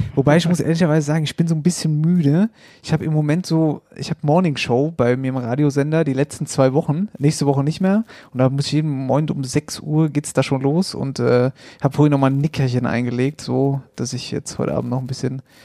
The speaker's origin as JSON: {"language": "German", "region": "Hesse", "country": "Germany", "said": "bei uns in Hessen"}